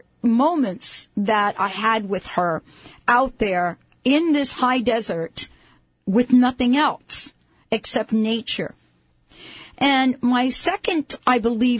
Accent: New York City, New York, United States; I grew up in the Bronx. I was born in the Bronx, and I lived in the Bronx

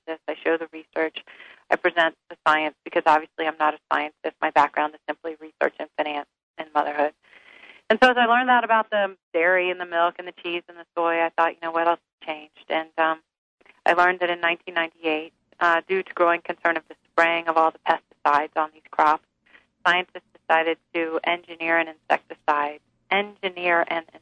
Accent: the South, United States; I was raised on Twinkies and Po' Boys in the South

